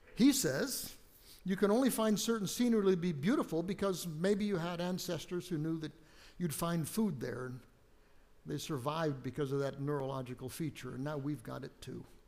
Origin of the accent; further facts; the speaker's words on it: United States; moved away; I grew up on the West Coast, out along the Pacific Ocean